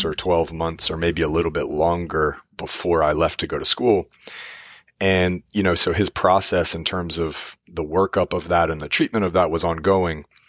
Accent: Richmond, Virginia, United States; I'm from Richmond, Virginia.

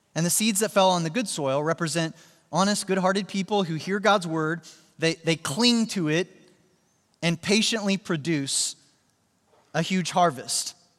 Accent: Joplin, Missouri, United States; my hometown, uh, Joplin, Missouri

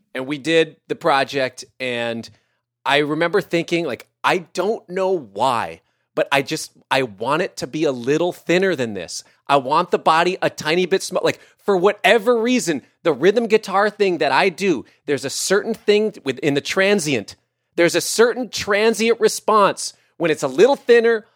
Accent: Minneapolis, Minnesota, United States; I'm from Minneapolis

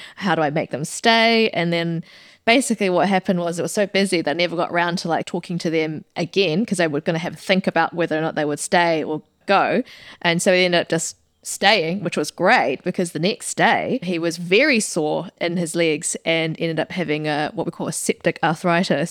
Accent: New Zealand; very proud to be a New Zealander

